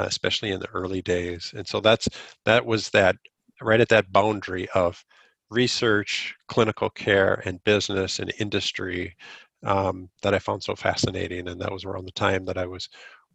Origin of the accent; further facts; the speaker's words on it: Stillwater, Minnesota, United States; moved away as an adult; also born or lived in Eau Claire, Wisconsin / Stevens Point, Wisconsin; now in Rochester, United States; I was born in Stillwater, grew up in Stillwater